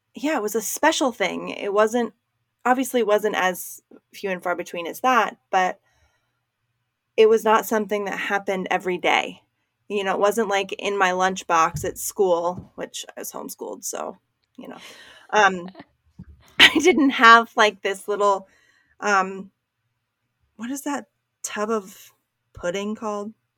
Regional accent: Maryland, United States; moved away; where I grew up in Maryland

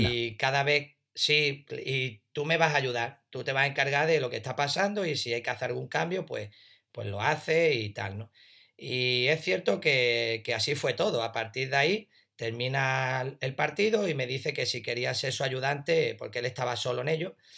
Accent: a village near Ronda, Andalusia, Spain; ir al pueblo más grande de al lado, Ronda

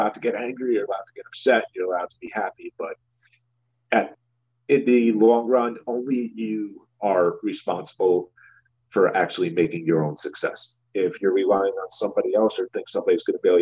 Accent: New Jersey, United States; I'm from New Jersey

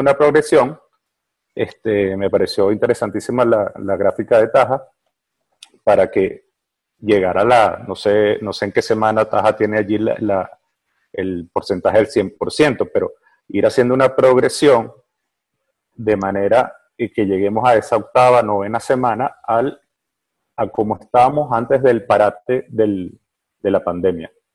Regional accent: Venezuela; aquí en Venezuela, yo soy de Venezuela

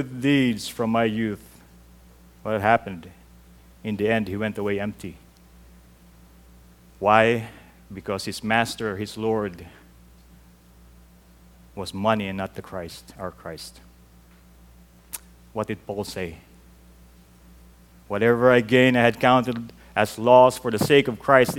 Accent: Mandaluyong, Metro Manila, Philippines; moved away; growing up in the Philippines, I held on to this. In our church in Mandaluyong City

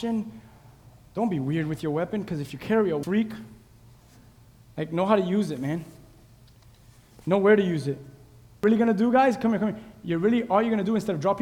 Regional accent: Key West, Florida, United States; My hometown, Key West

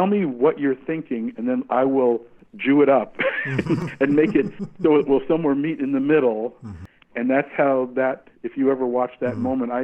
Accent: New York, United States; I was growing up around New York and in New York

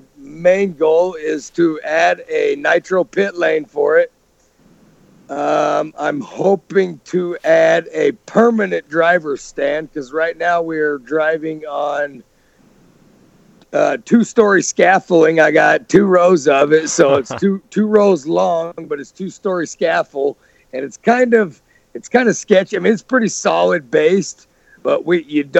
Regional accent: Texas, United States; moved away as an adult; now in Minnesota, United States; I am from Texas

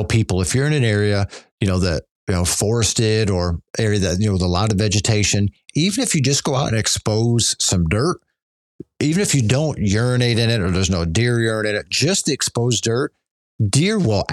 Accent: Pennsylvania, United States; growing up in Pennsylvania

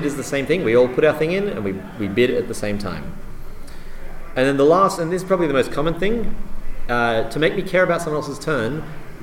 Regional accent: Australia; I'm Australian.

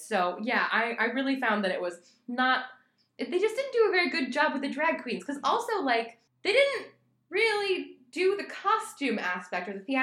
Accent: Midwest, United States; I'm from the Midwest

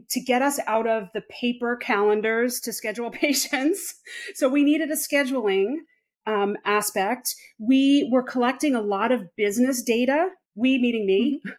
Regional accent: Long Island, New York, United States; now in Charlotte, United States; I'm originally from Long Island, New York. And maybe this may not mean anything to you, but for those in the States, people typically don't know that because I don't have the traditional New York accent.

